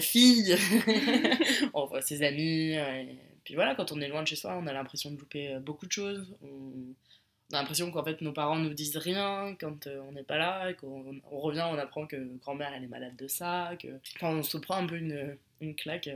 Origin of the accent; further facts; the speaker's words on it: Paris, Île-de-France, France; moved away as an adult; also born or lived in Chambéry; on vient de Paris